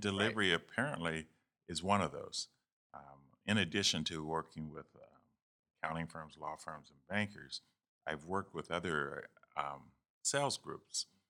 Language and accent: English; Youngstown, Ohio, United States; moved away as an adult; also born or lived in Texas; I'm from Youngstown, Ohio. Um, went to Cardinal Mooney High School there and, um, grew up on the south side of, of Youngstown